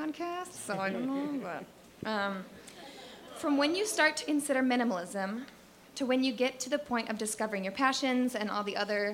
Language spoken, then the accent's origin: English; Michigan, United States; moved away as an adult; now in Cleveland, United States; I'm originally from Michigan, but I just moved to Cleveland in September